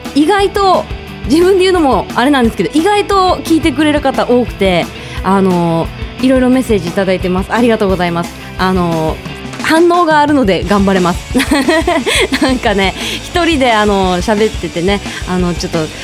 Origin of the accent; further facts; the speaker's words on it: Kasuga, Fukuoka, Japan; now in Fukuoka, Japan; 私の出身地の、えー、春日市です。春日市というのが、えっと、福岡県